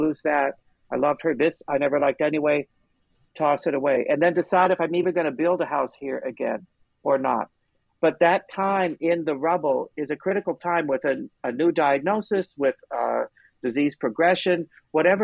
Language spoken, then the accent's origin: English; Long Beach, California, United States; I grew up in Long Beach